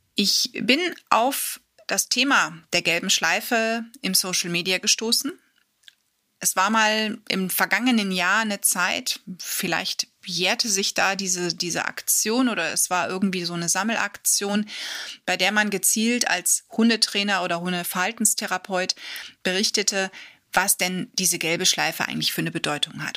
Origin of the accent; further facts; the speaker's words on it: Germany; bei uns in Deutschland